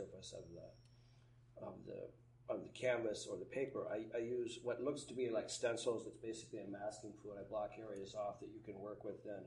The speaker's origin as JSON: {"language": "English", "region": "Montana", "country": "United States", "tie": "born or raised there", "said": "growing up in Montana"}